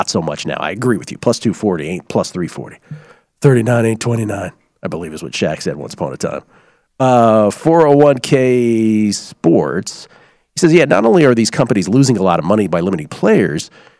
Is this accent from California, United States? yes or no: no; Washington, District of Columbia, United States; also born or lived in Miami / San Francisco / Boston; now in Las Vegas, United States; I've lived a long time in several major American cities. Obviously, I grew up in Washington, D.C., lived most of my adult life in San Francisco, and have spent great amount of time in Boston during my college years, also in Miami growing up.